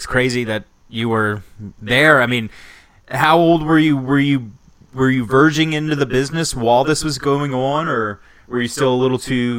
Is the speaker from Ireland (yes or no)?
no; Maryland, United States; Now, both Ryan and I grew up in Maryland.